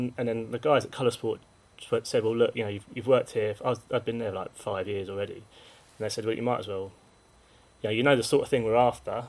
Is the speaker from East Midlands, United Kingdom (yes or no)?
no; Woking, South East England, United Kingdom; I'm from Woking. I still live there. Yeah. I lived there all my life.